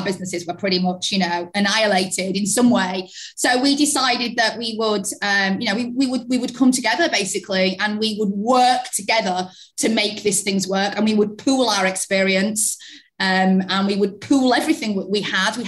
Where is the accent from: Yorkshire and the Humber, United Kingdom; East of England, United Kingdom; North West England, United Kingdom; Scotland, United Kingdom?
Yorkshire and the Humber, United Kingdom; also born or lived in London; I moved back to Yorkshire from London, and I was in an office in London working for an agency, when I moved back home